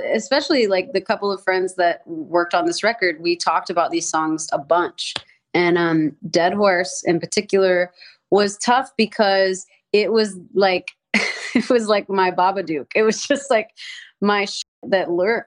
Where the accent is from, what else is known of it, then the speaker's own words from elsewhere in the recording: the South, United States; I grew up in the South